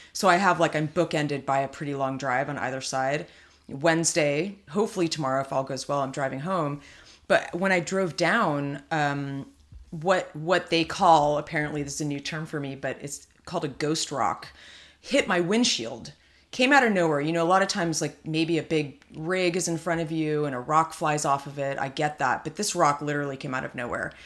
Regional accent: California, United States; being a California girl

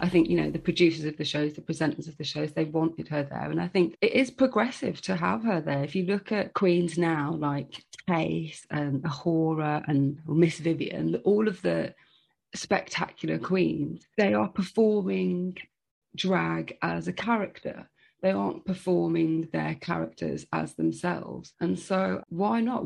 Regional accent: Birmingham, West Midlands, United Kingdom; I'm from Birmingham, Birmingham

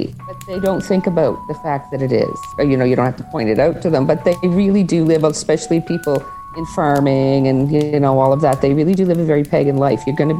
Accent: Greenwood, Nova Scotia, Canada; I'm actually from Greenwood. Isn't that interesting? My parents still live there, if you can imagine.

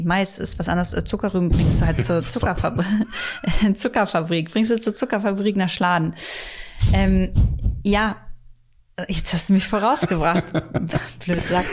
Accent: Hornburg, Lower Saxony, Germany; now in Berlin, Germany; Ich war äh, in Hornburg ähm, in meiner Heimat

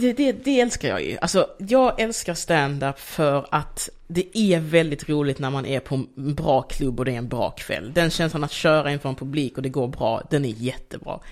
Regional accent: Degeberga, Skåne, Sweden; also born or lived in Angola / Malmö; jag är ju uppvuxen mest i Degeberga, eller i Kristianstad kommun

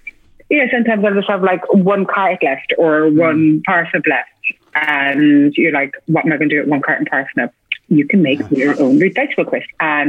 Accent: Ireland; accent: Irish; my Irish accent

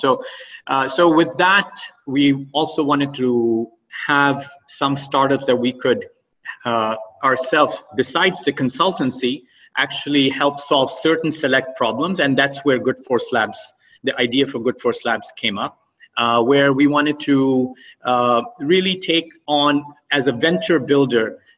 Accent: Oman; also born or lived in Pakistan / Boston; now in United States; I grew up in Oman, and um, and after my early education, I came to U.S. and settled

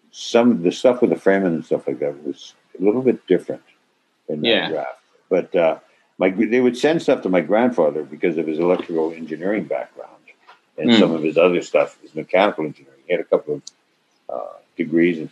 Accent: Toronto, Ontario, Canada; I'm from originally from Toronto, not Toronto, Toronto

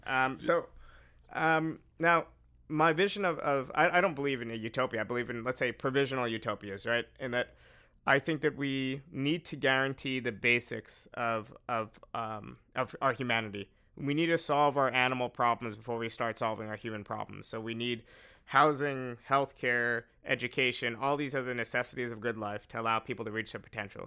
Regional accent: New York, United States; I'm from New York

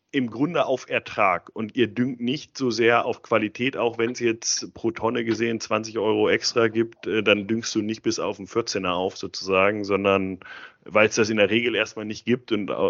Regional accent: Bavaria, Germany; moved away as an adult; also born or lived in Geneva; now in Amsterdam, Netherlands; Ja, ich komme aus Bayern.

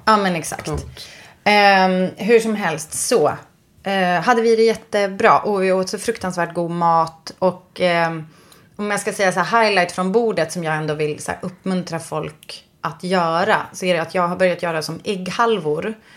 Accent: Västerbotten County, Sweden; jag kommer från Västerbotten

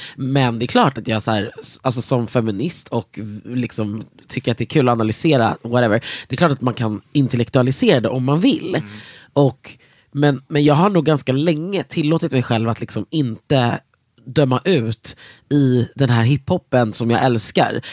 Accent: Sweden; oss jävla svennar i, sitter i Norden

